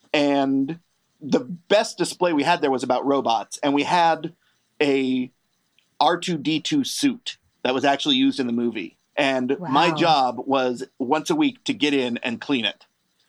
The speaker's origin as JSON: {"language": "English", "area": "Bay Area", "region": "California", "country": "United States", "tie": "born or raised there", "said": "growing up in the Bay Area"}